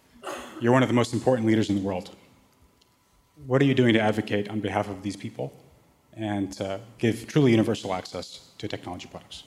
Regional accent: Syria; moved away; I'm from Syria

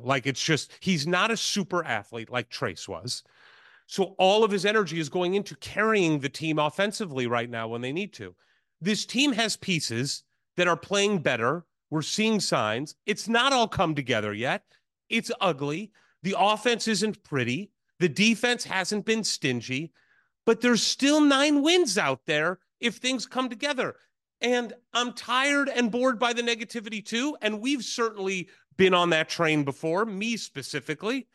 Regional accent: St. Louis, Missouri, United States; my hometown school, Saint Louis University

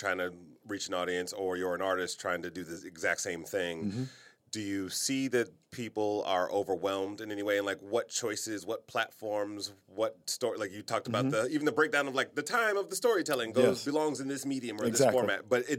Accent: Detroit, Michigan, United States; moved away; No, that's me, like, growing up in Detroit.

